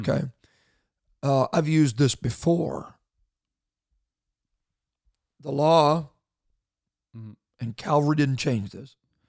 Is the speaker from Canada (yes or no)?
yes; Canada; And I know that we don't have a license to even talk about this, being Canadian